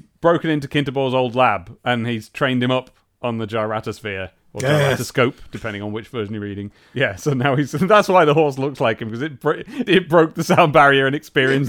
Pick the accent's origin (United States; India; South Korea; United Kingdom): United Kingdom; England; as a very much English man